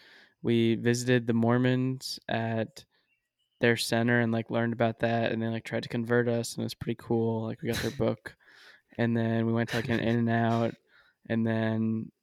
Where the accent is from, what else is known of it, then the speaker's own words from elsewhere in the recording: Rexford, New York, United States; We're from Rexford